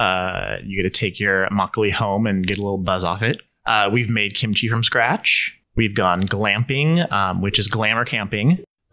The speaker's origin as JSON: {"language": "English", "country": "United States", "moved": "as an adult", "lives_now": "Changwon, South Korea", "said": "I'm from the United States."}